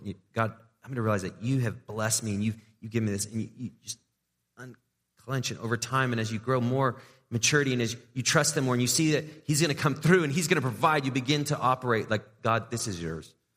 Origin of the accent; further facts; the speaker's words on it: England, United Kingdom; moved away; I grew up in England